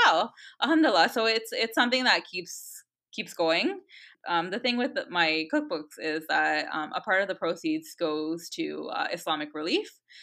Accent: Canada; I was born and raised in Canada, and I always thought of myself as Canadian

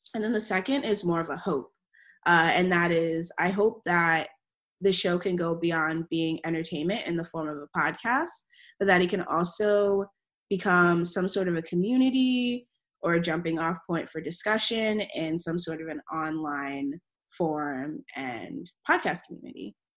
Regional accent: Maryland, United States; moved away as an adult; now in Providence, United States; I was born and raised in Maryland

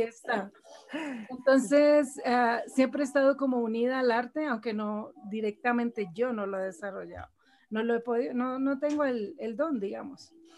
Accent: Colombia; now in Houston, United States; soy colombiana.

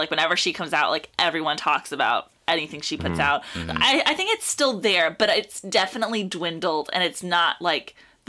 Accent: South Texas, United States; born or raised there; moved away

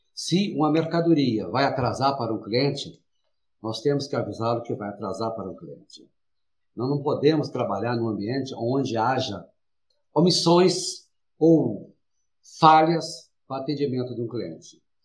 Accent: interior of Minas Gerais, Brazil; moved away as an adult; now in São Paulo, Brazil; eu sou do interior, lá de Minas Gerais, morei no interior, vim para São Paulo, tinha 19 anos

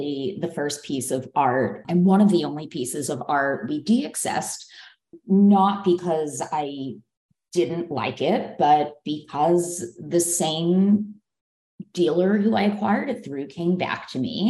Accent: Philadelphia, Pennsylvania, United States; moved away as an adult; also born or lived in New York City, United States; now in Los Angeles, United States; I grew up in Philadelphia

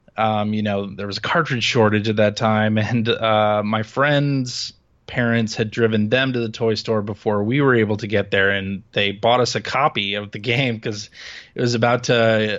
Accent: Chicago, Illinois, United States; I grew up in Chicago. That's right.

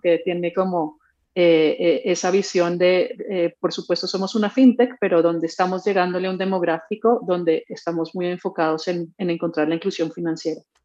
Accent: Colombia; yo soy colombiana

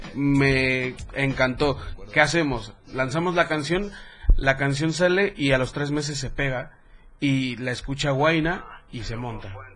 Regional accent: Mexico City, Mexico; soy el peor chilango

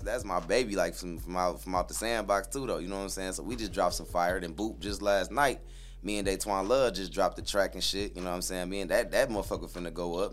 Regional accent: Flint, Michigan, United States; also born or lived in Fort Wayne, Indiana; I grew up in Flint till I was about like damn near eleven.

